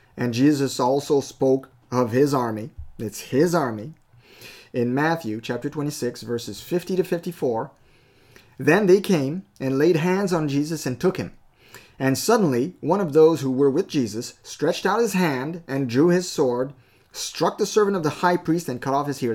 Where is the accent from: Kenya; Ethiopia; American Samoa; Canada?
Canada; I am a Canadian citizen, okay, by birth